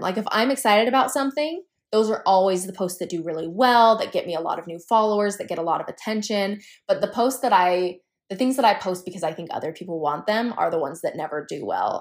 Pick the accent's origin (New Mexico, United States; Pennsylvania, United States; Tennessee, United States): New Mexico, United States; moved away as an adult; now in Utah, United States; I grew up in New Mexico